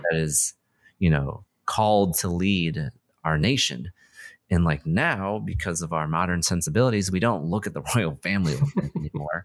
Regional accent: United States; as an American

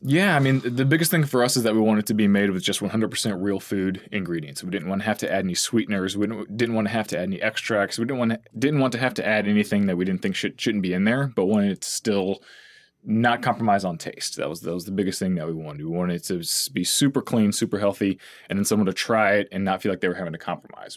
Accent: La Grange, Texas, United States; moved away as an adult; also born or lived in College Station, Texas / Austin, Texas / New York City; now in San Antonio, United States; I grew up originally in LaGrange, so it's a little small town, uh, or kind of in between here and Houston

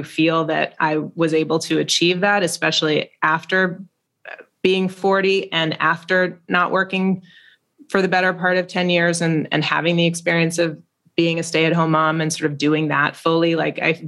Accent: New York, United States; we're from New York.

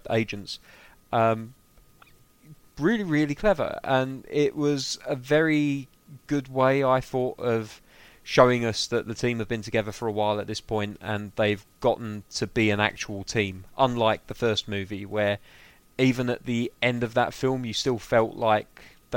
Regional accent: England, United Kingdom; I'm an Englishman

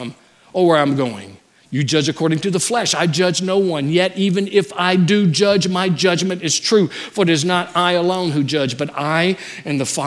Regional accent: Louisiana, United States; moved away; I'm from Louisiana

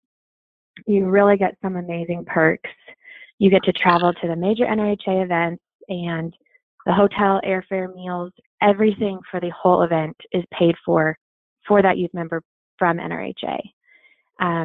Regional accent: California, United States; moved away; also born or lived in Oklahoma; I grew up in California

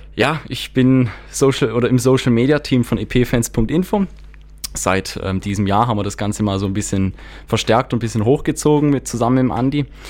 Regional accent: Donaueschingen, Baden-Württemberg, Germany; now in Freiburg area, Germany; gebürtig aus Donauesching, aber mittlerweile ähm, hier in der Gegend

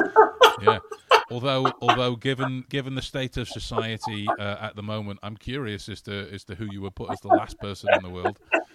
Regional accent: Canada; I'm from Canada. Hello, Canada.

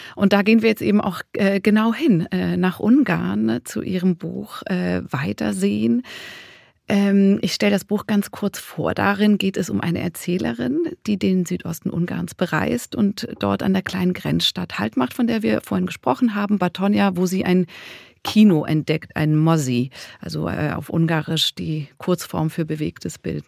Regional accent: Zurich, Switzerland; aus Zürich, wo ich herkomme

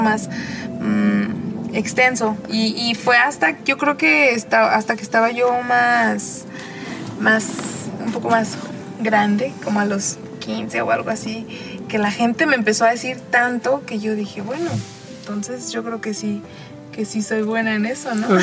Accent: Arandas, Jalisco, Mexico; moved away; also born or lived in León, Guanajuato / London / Puerto Vallarta; mi pueblo se escucha la banda

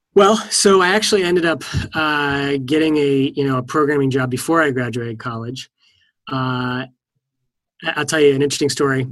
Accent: East Coast, United States; now in California, United States; I live in California, and I'm from the East Coast

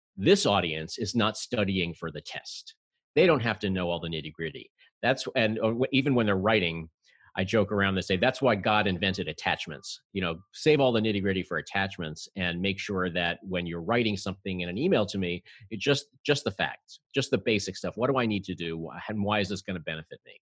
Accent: New York City, New York, United States; I'm a native New Yorker

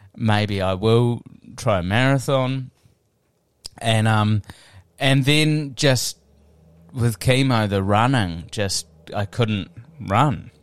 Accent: New Zealand; also born or lived in Wellington; I'm just a Kiwi

